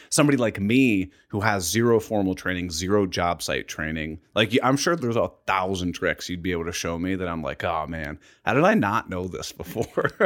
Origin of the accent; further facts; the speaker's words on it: Columbus, Ohio, United States; I'm from Columbus, Ohio. I've lived here my entire life.